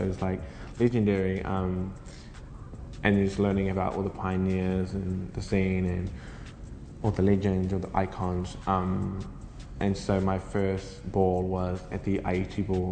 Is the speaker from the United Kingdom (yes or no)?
no; Kaikohe, Northland, New Zealand; I grew up mostly in Kaikohe